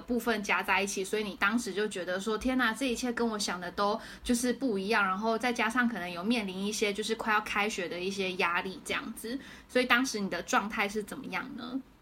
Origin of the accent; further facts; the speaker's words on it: Taiwan; moved away as an adult; now in San Francisco, United States; 身为一个台湾人，我们是没有机会可以看到那么多游民的